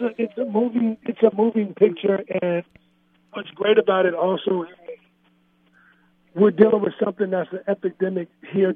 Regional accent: Gary, Indiana, United States; moved away; I came from Gary, Indiana. Came from nothing

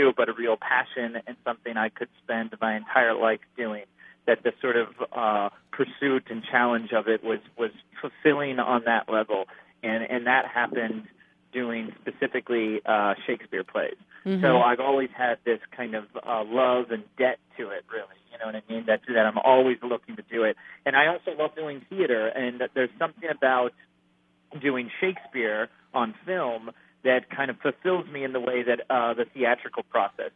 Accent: Los Angeles, California, United States; I grew up in Los Angeles, it's my home

